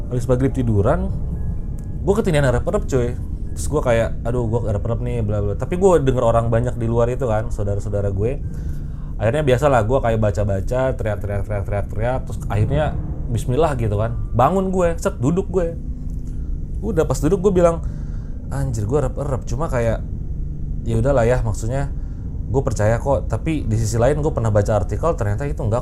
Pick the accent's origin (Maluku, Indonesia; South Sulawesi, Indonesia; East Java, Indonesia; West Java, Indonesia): West Java, Indonesia; Garut; gue pernah ngalamin sekali itu di kampung gue ya, di Garut padahal lagi lebaran